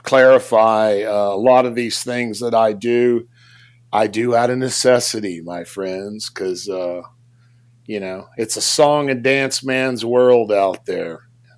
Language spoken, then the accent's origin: English; Beaumont, Texas, United States; I'm from Beaumont, Texas.